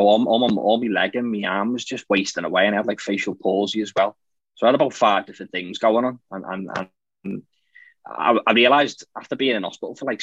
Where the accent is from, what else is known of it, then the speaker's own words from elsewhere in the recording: Liverpool, North West England, United Kingdom; I'm from Liverpool in the UK, in England.